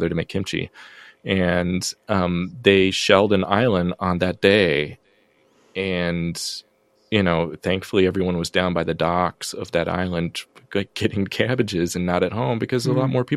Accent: United States; first language English; moved away as an adult; also born or lived in South Korea; now in Iowa, United States; as an American living in Korea, even though I lived there for a long time and my mother's family is from there

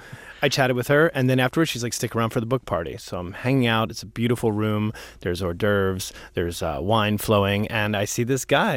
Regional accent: Philadelphia, Pennsylvania, United States; I'm from Philadelphia.

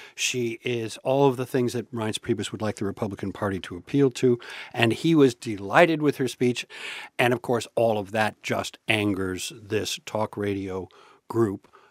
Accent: Chicago, Illinois, United States; moved away; I grew up in Chicago, I wasn't born there

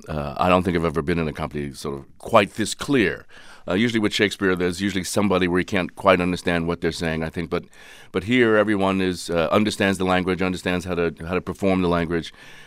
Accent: New York, United States; I'm an East Coaster. I go back to the East Coast. {S0} Where are you from? {S1} New York.

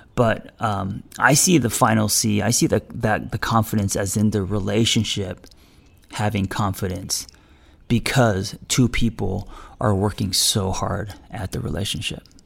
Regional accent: United States; I am also an American

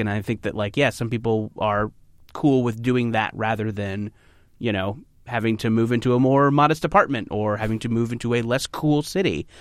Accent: Orange County, California, United States; I grew up in Orange County, which is maybe an hour south of L

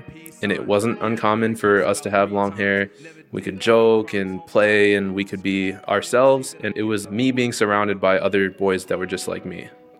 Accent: United States; And I said, I'm from here. I'm an American Indian.

